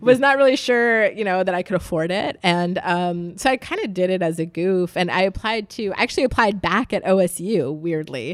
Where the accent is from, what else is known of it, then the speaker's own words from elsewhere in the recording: Youngstown, Ohio, United States; also born or lived in Jacksonville, Florida / Columbus, Ohio / Cincinnati, Ohio; I am from, uh, northeastern Ohio, uh, Youngstown, which is Rust Belt territory